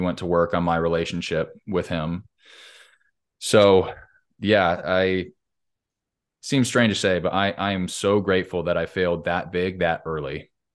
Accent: Southern California, United States; I grew up in Southern Cal, California

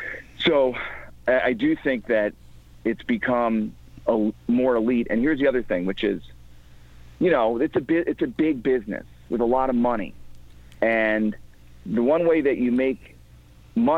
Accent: Midwest, United States; even where I grew up in the Midwest, it wasn't as elite like that.

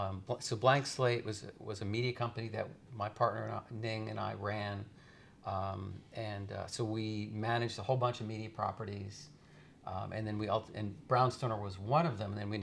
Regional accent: upstate New York, United States; also born or lived in Los Angeles, United States; I grew up in upstate New York.

